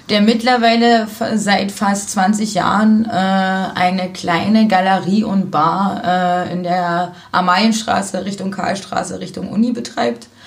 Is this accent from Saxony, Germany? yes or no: yes; Zwickau, Saxony, Germany; now in Cottbus, Germany; Ich komme ursprünglich aus Sachsen.